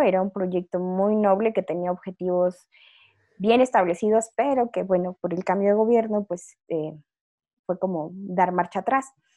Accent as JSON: {"language": "Spanish", "region": "Chiapas", "country": "Mexico", "also_born_or_lived": "Zacatecas / Xalapa, Veracruz", "moved": "yes", "said": "mi familia es de Chiapas, soy chiapaneca, o sea, de acuerdo a todos mis, ancestros, descendientes y todo lo demás"}